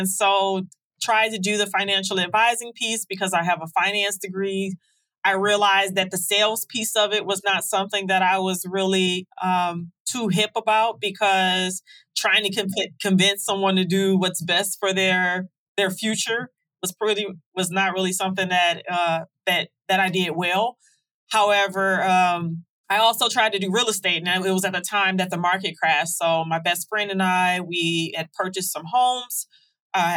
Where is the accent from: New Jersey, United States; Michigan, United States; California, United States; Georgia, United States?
Michigan, United States; Detroit; Growing up in Detroit